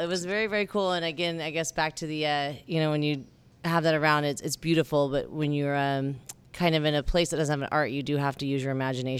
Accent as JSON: {"language": "English", "town": "St. George", "region": "Utah", "country": "United States", "tie": "born or raised there", "said": "I was raised in St. George, Utah, which is a small town, southern Utah, and I was raised Mormon."}